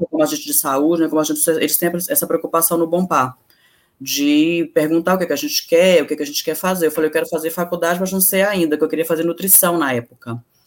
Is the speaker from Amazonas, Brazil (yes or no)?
yes; Manaus, Amazonas, Brazil; also born or lived in Brasília; now in São Paulo, Brazil; Eu vim de Manaus para cá, como eu falei, eu sou de Brasília, muito cedo eu perdi a mãe, fui para Manaus e de Manaus eu com 14 anos eu fui convidada a me retirar da minha casa